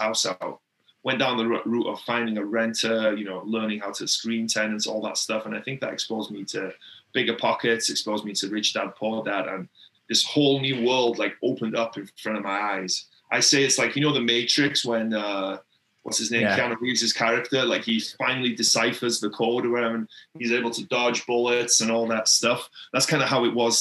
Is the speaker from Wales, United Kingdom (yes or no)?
yes; Wales, United Kingdom; I grew up in Wales in the UK. It's a tiny, tiny little town in Wales in the UK